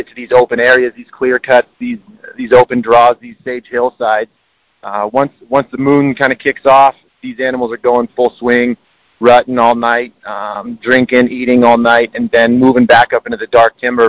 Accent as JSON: {"language": "English", "town": "Denver", "region": "Colorado", "country": "United States", "tie": "born or raised there", "said": "I was born and raised in Denver"}